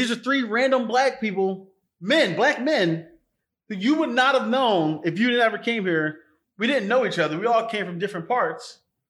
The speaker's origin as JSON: {"language": "English", "town": "Philadelphia", "region": "Pennsylvania", "country": "United States", "tie": "born or raised there", "said": "I came from North Philly, which was the ghetto."}